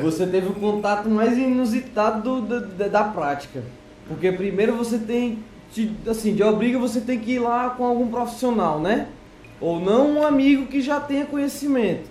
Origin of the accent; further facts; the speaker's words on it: Ceará, Brazil; now in Portugal; Isso lá na minha terra, no Ceará